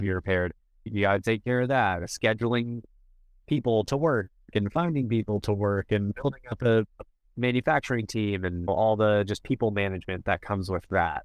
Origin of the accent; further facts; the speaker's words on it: Miami, Florida, United States; moved away; I'm originally from Miami, so I'm a Miami sports fan